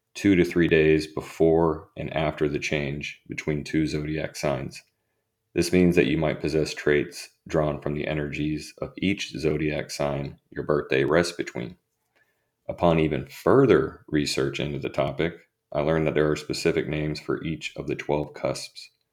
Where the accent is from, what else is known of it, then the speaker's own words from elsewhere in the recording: St. Petersburg, Florida, United States; I was born on July twenty-third, nineteen eighty-six. Shout out to the eighties babies out there. At twelve twenty-five P M in Saint Petersburg, Florida.